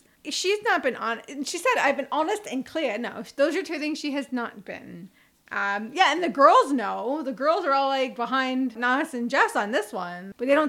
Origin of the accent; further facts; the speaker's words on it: United States; I'm American.